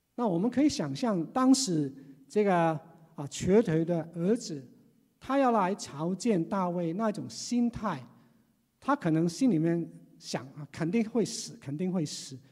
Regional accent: Hong Kong; 只有我一个人是土生土长的，像港人

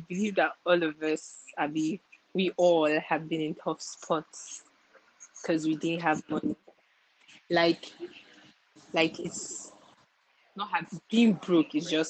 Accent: Anambra, Nigeria; I'm Nigerian from Anambra State. I'm a 3rd-year medical student.

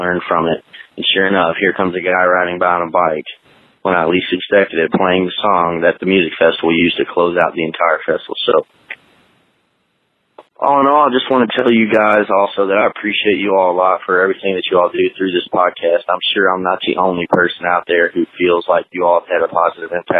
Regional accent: New Albany, Indiana, United States; I'm from New Albany, Indiana

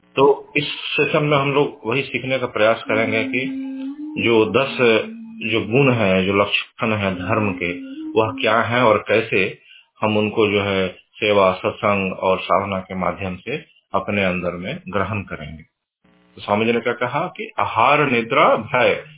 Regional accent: India; moved away as an adult; now in United States; हम और आप जैसे अमेरिका में रह रहे हैं यहाँ की सामाजिक व्यवस्था बिल्कुल अलग है हम पले बढ़े हैं भारत में

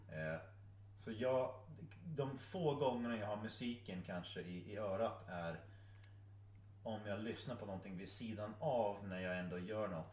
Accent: Iron Mountain, Michigan, United States; now in Sweden; Iron Mountain där jag växte upp

